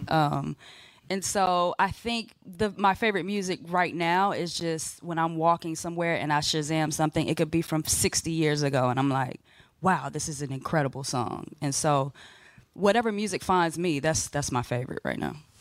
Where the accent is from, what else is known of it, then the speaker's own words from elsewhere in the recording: Tampa, Florida, United States; I'm from the Tampa area